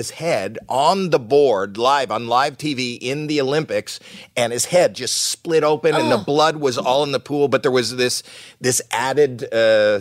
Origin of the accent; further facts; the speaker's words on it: Canada; moved away as an adult; We're Canadian